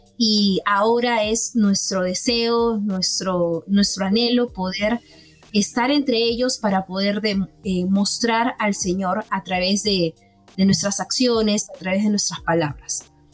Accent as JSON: {"language": "Spanish", "region": "Callao", "country": "Peru", "moved": "as an adult", "said": "yo soy este, del Callao, es una provincia en el Perú"}